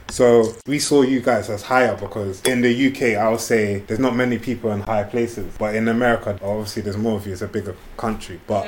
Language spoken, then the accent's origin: English; Jamaica; Obviously, I'm from the Caribbean as well, but my people were brought there.